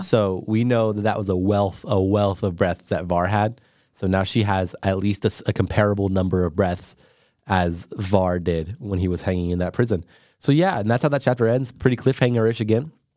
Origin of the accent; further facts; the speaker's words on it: United States; I am American